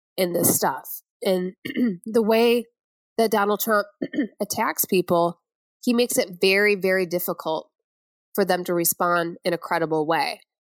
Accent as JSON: {"language": "English", "town": "Flint", "region": "Michigan", "country": "United States", "moved": "yes", "said": "I'm from Flint, Michigan, outside of there"}